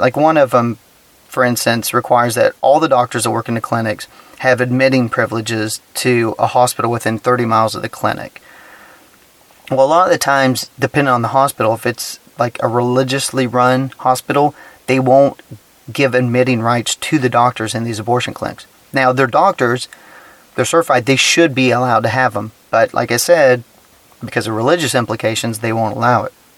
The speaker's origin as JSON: {"language": "English", "region": "Texas", "country": "United States", "said": "being a Texan"}